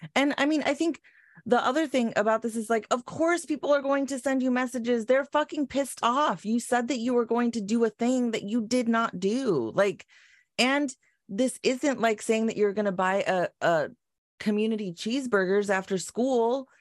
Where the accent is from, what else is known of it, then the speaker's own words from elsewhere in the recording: Long Beach, California, United States; I grew up in North Long Beach